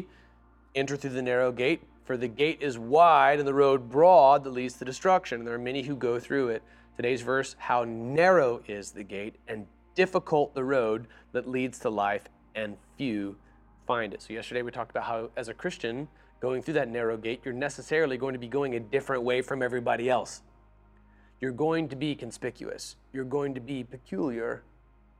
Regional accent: Florida, United States; also born or lived in Nashville, Tennessee; now in Seattle, United States; when I grew up in Florida

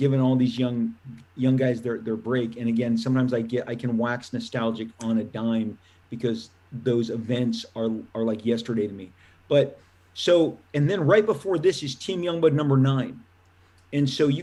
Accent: Orange County, California, United States; I grew up with Art in Orange County here

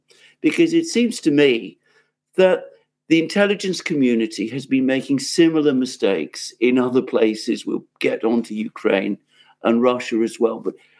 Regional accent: United Kingdom; I am from Britain. I'm living in Britain.

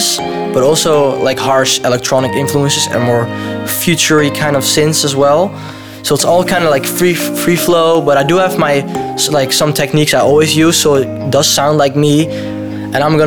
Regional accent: Voorschoten, South Holland, Netherlands; we're in my backyard in Voorschoten, in my hometown

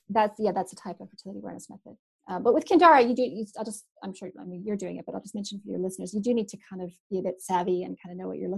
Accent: Canada; now in New Zealand; we have both grizzly bears and black bears, and where I'm from in Canada, and I've encountered both

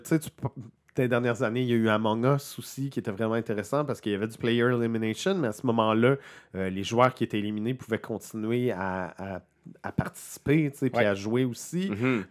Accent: Quebec, Canada; nous, ça nous touche les Québécois

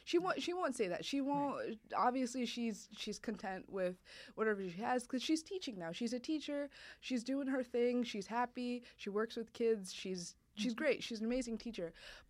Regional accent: India; for those of you who don't know, I am Indian.

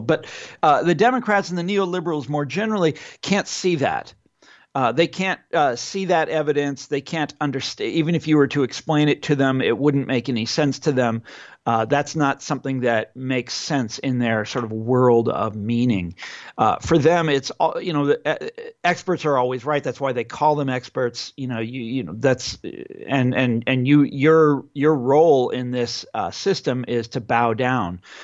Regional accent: Kansas, United States; in my home state of Kansas.

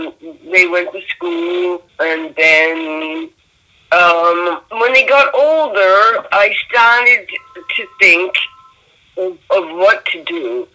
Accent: Boston, Massachusetts, United States; So I'm from Boston.

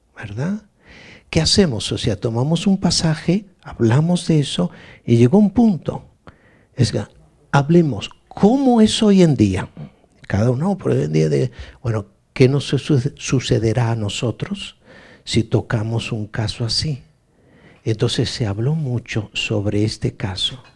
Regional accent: Galicia, Spain; soy gallego

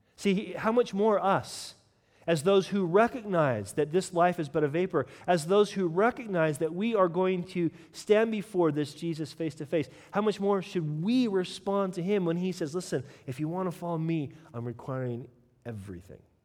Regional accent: United States; I'm American

